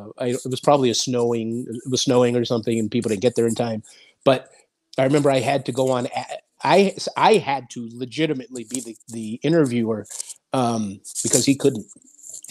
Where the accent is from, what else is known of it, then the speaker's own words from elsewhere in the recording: Los Angeles, California, United States; It wasn't cool to be Latin in Los Angeles, believe it or not. When I was coming up